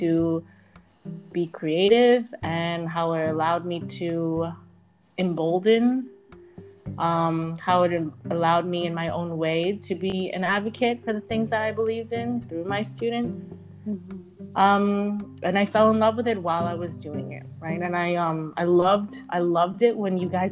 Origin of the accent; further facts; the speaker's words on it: United States; I moved to the States when I was 4, and I grew up in the United States.